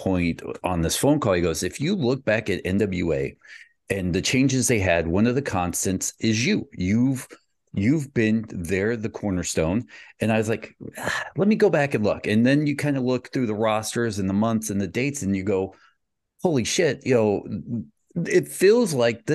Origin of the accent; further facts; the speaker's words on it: Brockton, Massachusetts, United States; I was born in Brockton